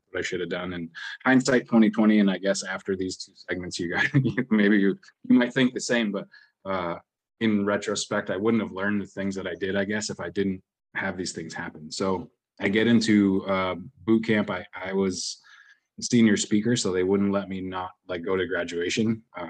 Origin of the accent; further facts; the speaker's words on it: New England, United States; also born or lived in Washington State; I grew up in New England. I was born in Washington State